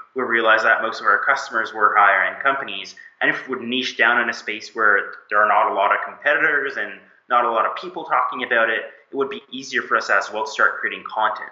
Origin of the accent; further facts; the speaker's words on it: Moncton, New Brunswick, Canada; moved away as an adult; now in Montreal, Canada; I was born and lived most of my life in uh, Moncton, New Brunswick, way on the East Coast. Grew up among lobsters and seafood.